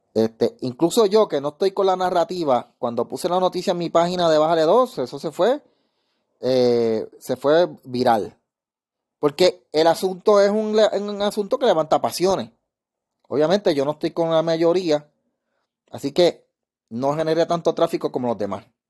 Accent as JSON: {"language": "Spanish", "country": "Puerto Rico", "said": "yo soy de Calle"}